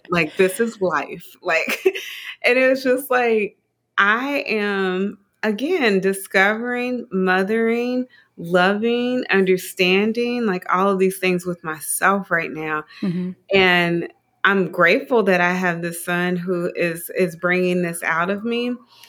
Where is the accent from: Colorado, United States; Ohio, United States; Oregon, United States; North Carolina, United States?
Ohio, United States; Dayton; I'm from Dayton, Ohio, small town, Dayton, Ohio.